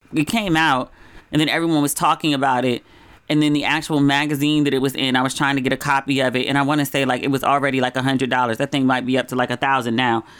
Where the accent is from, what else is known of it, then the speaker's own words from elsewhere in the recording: United States; moved away as an adult; also born or lived in Los Angeles / Ghana; I'm from America